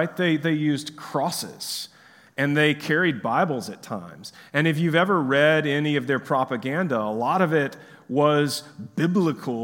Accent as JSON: {"language": "English", "country": "United States", "said": "here in America"}